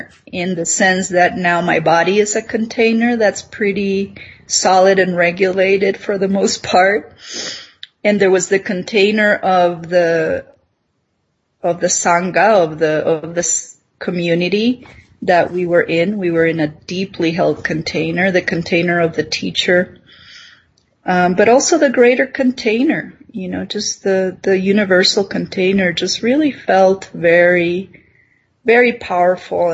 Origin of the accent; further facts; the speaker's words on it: Nicaragua; moved away; I'm this girl from Nicaragua, from tropical Nicaragua, and somehow I'm in Minnesota